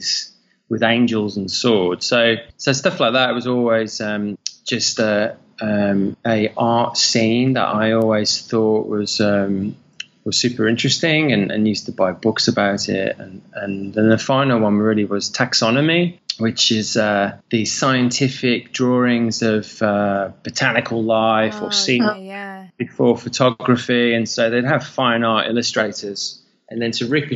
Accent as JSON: {"language": "English", "country": "United Kingdom", "tie": "born or raised there", "also_born_or_lived": "London / Sydney", "moved": "as an adult", "lives_now": "Bali, Indonesia", "said": "being a Brit and growing up in the UK"}